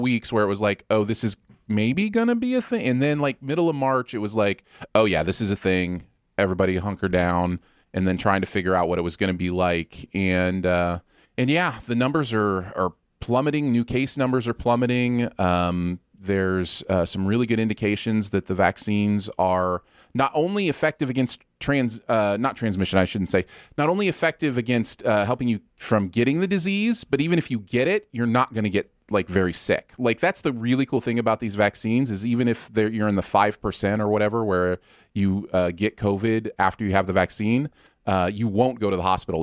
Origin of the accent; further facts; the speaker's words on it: Michigan, United States; moved away; growing up in Michigan